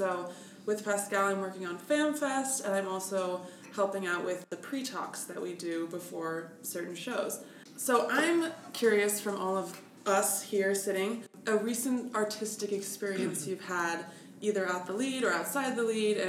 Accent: Bettendorf, Iowa, United States; moved away as an adult; now in Lincoln, United States; I am originally from Bettendorf, Iowa.

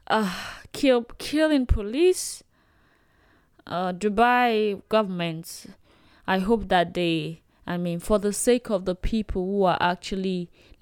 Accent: Nigeria; As a Nigerian

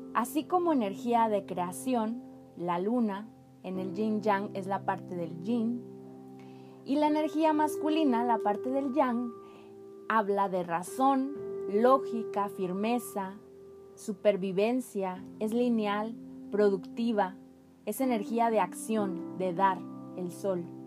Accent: Mexico; En mi país había mucha ignorancia

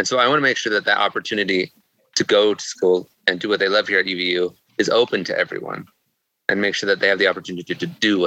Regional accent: Salt Lake City, Utah, United States; also born or lived in Rexburg, Idaho; I grew up in Salt Lake City

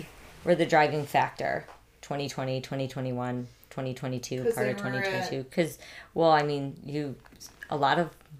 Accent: Northwest Indiana, United States; also born or lived in Schererville, Indiana / St. John, Indiana; I was born and raised in Northwest Indiana.

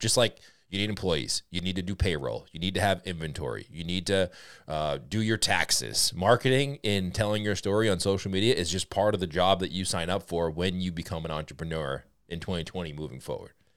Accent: Boston, Massachusetts, United States; accent: Boston; my Boston accent

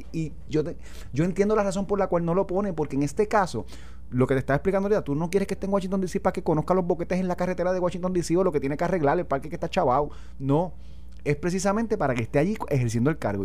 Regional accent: Vega Baja, Puerto Rico; now in Guaynabo, Puerto Rico; yo vivo ahora en Guaynabo, soy de Vega Baja

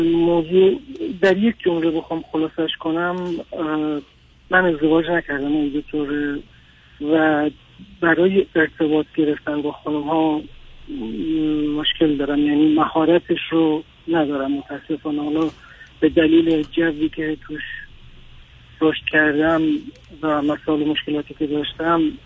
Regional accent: western Iran, Iran; ما غرب ایران هستیم

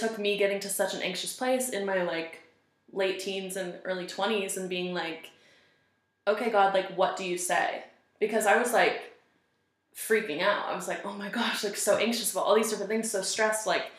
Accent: Seattle, Washington, United States; moved away as an adult; also born or lived in Colorado Springs, Colorado; I'm from Seattle area. So, I was born in Seattle, Washington, and I lived there until I was 21, until I moved to Colorado Springs

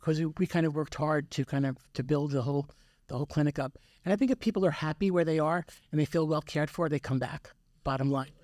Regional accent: Yonkers, New York, United States; moved away as an adult; also born or lived in Manhattan, New York; now in Elizabeth, United States; I was born and raised in, uh, Yonkers

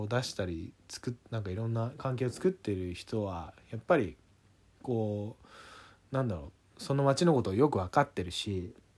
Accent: Tokyo, Japan; 僕ら東京で育ってきたというかまあ東京というかその町で育ってきた人間

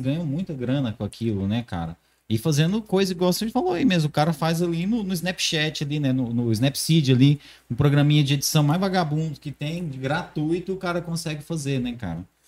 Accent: Morrinhos, Goiás, Brazil; now in Caldas Novas, Brazil; Eu sou de Morrinhos, cidadezinha de bem interiorando aqui do lado

